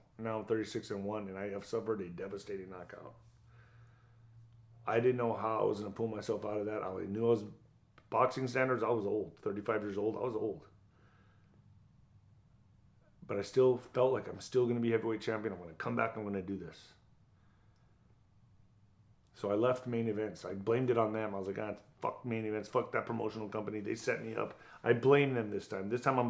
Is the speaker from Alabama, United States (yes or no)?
no; El Paso, Texas, United States; Signed him. I was going to do it in my hometown of El Paso.